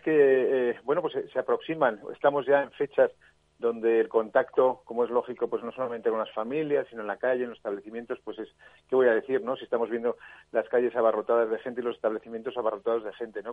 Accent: Zaragoza, Aragon, Spain; en Zaragoza, en mi tierra

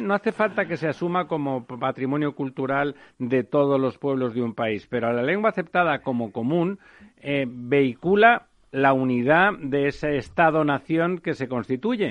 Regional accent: Catalonia, Spain; yo soy catalán

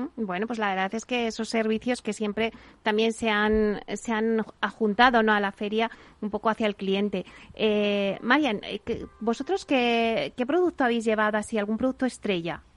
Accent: Alcalá de Henares, Community of Madrid, Spain; yo que soy de Alcalá

